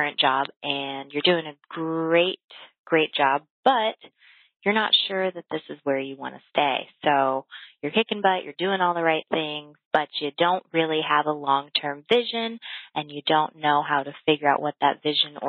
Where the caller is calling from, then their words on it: Dayton, Ohio, United States; I'm calling from Dayton, Ohio.